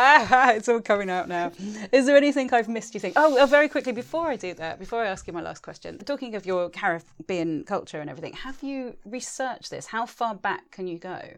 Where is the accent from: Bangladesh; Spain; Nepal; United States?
Spain; moved away; also born or lived in England; I'm a traveller, I'm mixed race, I'm a, a European, I grew up in Spain